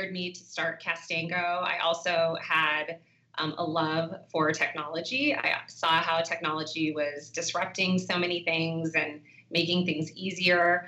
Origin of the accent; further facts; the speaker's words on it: Los Angeles, California, United States; I'm actually originally from Los Angeles, California